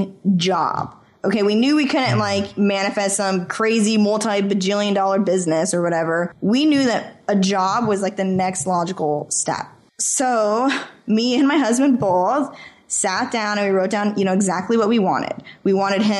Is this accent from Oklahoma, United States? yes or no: no; Idaho, United States; moved away; also born or lived in California; I'm born and raised in Idaho.